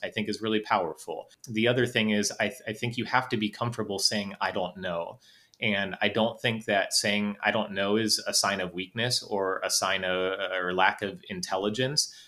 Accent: Northeast Ohio, United States; also born or lived in North Carolina; I'm from Northeast Ohio

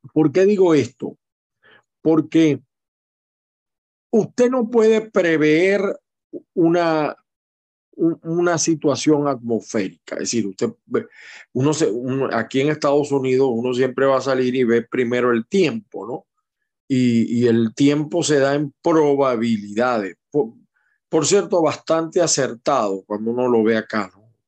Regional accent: Aragua, Venezuela; moved away; yo soy del Estado Aragua

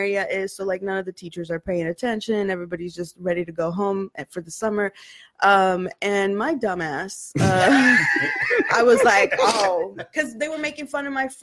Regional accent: Los Angeles, California, United States; also born or lived in Pasadena, California; I was born in Hollywood, and then I moved to Pasadena when I was about 12. Okay. And then I was in Pasadena until very recently

